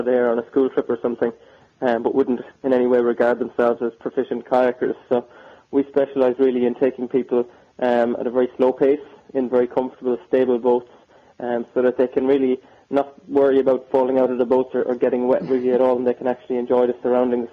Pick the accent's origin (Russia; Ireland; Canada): Ireland; Killaloe, Munster; my hometown of Killaloe in County Clare